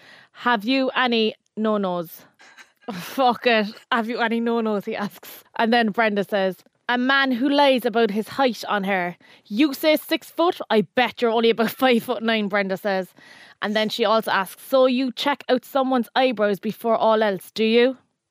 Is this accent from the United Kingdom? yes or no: yes; London, United Kingdom; born there; About me, I'm a Londoner by birth